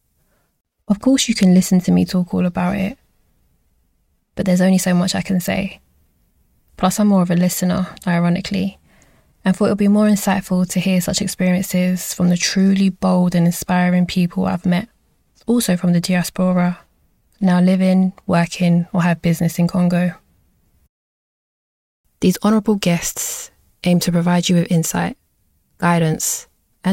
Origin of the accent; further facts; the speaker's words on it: London, United Kingdom; also born or lived in Kinshasa; a young black female born and raised in London